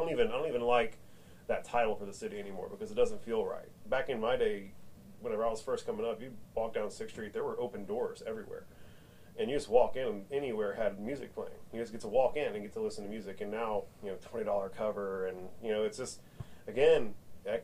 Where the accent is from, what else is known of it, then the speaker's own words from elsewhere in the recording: Austin, Texas, United States; I was born in Brackenridge Hospital in Austin, Texas. I've lived here my whole life.